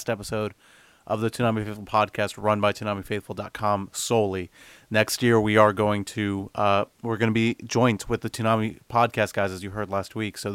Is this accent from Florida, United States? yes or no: yes; Miami, Florida, United States; now in Orlando, United States; I'm moving back home to Miami for a bit